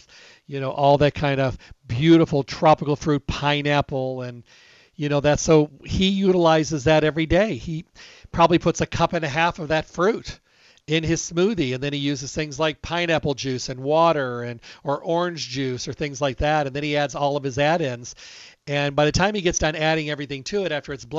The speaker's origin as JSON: {"language": "English", "region": "Midwest", "country": "United States", "moved": "yes", "said": "I come from the Midwest, as you know, and we have a lot of walnut trees out there"}